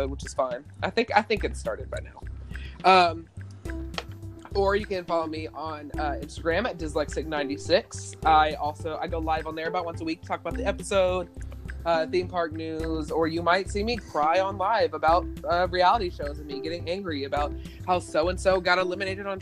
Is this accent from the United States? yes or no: yes; Kentucky, United States; we're both from Kentucky, which most people don't know I'm from Kentucky